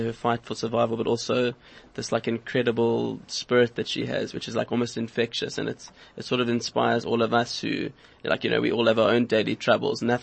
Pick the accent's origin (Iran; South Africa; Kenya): South Africa; Cape Town, Western Cape; I grew up in Cape Town